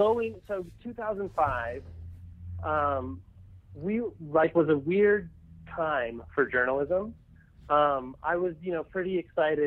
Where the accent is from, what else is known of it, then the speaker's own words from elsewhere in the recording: Colorado, United States; I grew up in Colorado.